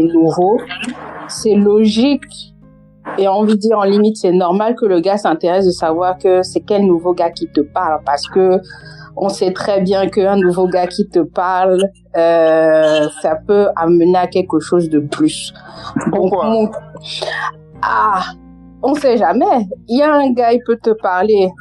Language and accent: French; France; accent: Cameroonian; moved away as an adult; now in England; je suis née, j'ai grandi en France et que depuis genre maintenant un peu plus de deux ans que je suis en Angleterre.